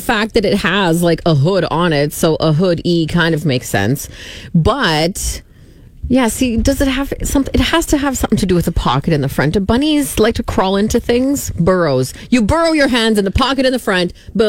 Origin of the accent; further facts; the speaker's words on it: Saskatchewan, Canada; I am from Saskatchewan